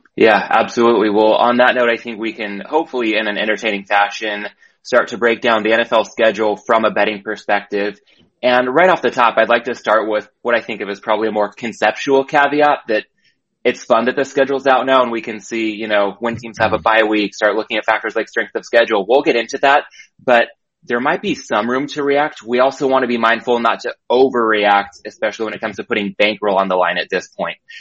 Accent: San Diego, California, United States; I grew up in San Diego

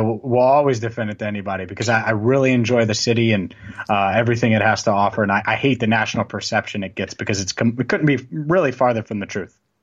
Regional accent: Cincinnati, Ohio, United States; also born or lived in Cleveland; i am actually from Cincinnati

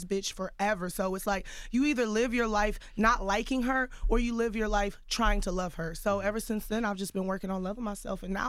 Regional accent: Houston, Texas, United States; Growing up in Houston, I was teased a lot in middle school for being nerdy or playing the flute.

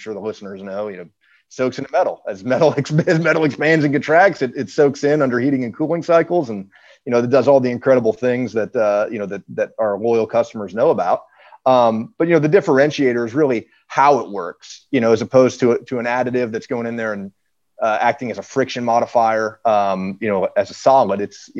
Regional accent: Detroit, Michigan, United States; You know, I'm from Detroit myself, and you know, getting to work with this brand's amazing.

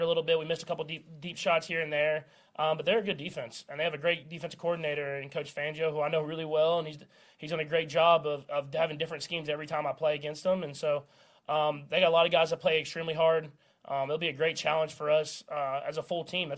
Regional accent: Texas, United States; moved away as an adult; I grew up in Texas

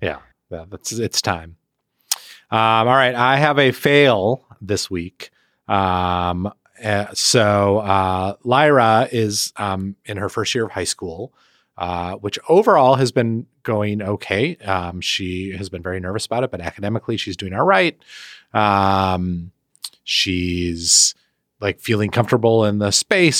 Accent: Milwaukee, Wisconsin, United States; moved away; Milwaukee, my hometown

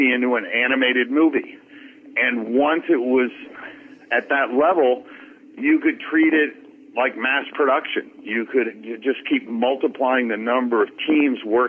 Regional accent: New York, United States; also born or lived in Boston, Massachusetts; I was born in New York

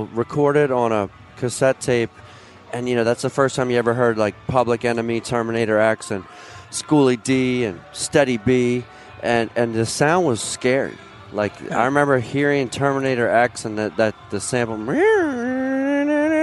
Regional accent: Philadelphia, Pennsylvania, United States; now in Boston, United States; growing up in Philly, so I was in the 80s

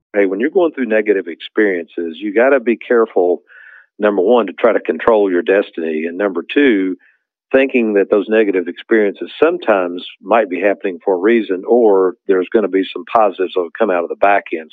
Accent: Lexington, Kentucky, United States; growing up in Lexington, Kentucky

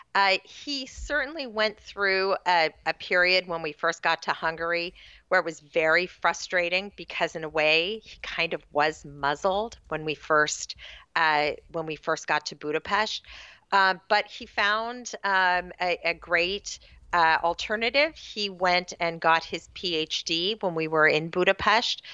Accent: Sacramento, California, United States; I grew up, uh, out in what was then a very rural part of Sacramento County

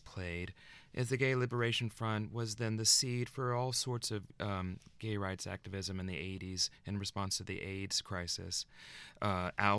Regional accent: Arkansas, United States; growing up in Arkansas

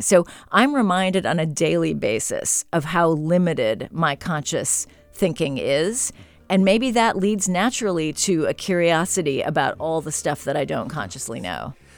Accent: San Francisco, California, United States; moved away; I grew up here in San Francisco. I went to Lowell High

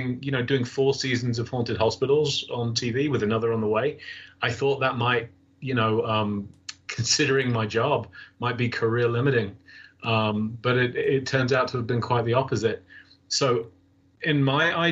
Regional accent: England, United Kingdom; moved away; since I was a young boy growing up in England

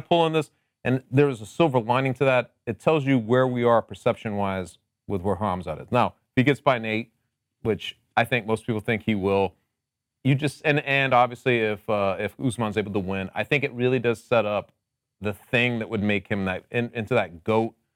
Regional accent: Connecticut, United States; I'm also from Connecticut, but I am known as the mayor of the Mu-, nutmeg state

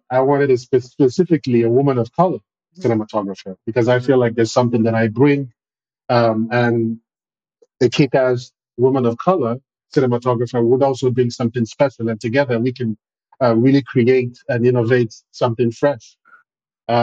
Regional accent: Nigeria; now in Benin; I'm a filmmaker from Nigeria, currently residing in Benin Republic.

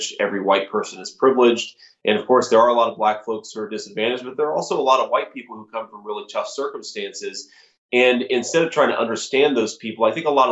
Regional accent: Middletown, Ohio, United States; now in Cincinnati, United States; I grew up in Middletown, Ohio, which was a classic steel town in southwestern Ohio

